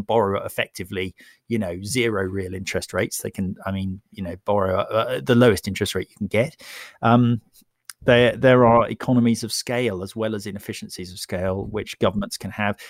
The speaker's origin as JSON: {"language": "English", "country": "United Kingdom", "said": "I'm British"}